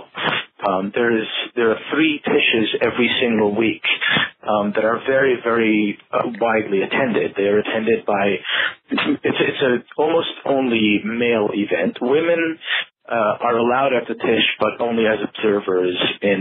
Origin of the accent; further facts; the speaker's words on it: New York City, New York, United States; also born or lived in New Square, New York; I grew up in Borough Park, which is in Brooklyn